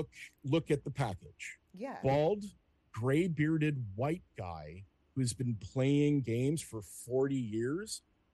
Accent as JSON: {"language": "English", "town": "Los Angeles", "region": "California", "country": "United States", "tie": "born or raised there", "said": "I'm a native Angeleno. I was born in San Fernando Valley. I've lived on both sides of the hill. Right now I live in Hollywood."}